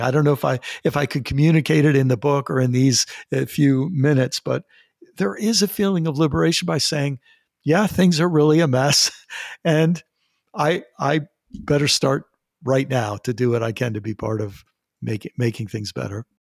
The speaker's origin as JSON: {"language": "English", "country": "United States", "said": "I'm an American."}